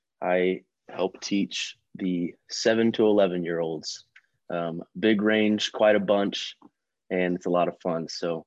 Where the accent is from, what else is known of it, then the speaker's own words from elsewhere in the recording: Columbus, Ohio, United States; I'm from Columbus, Ohio, originally and still.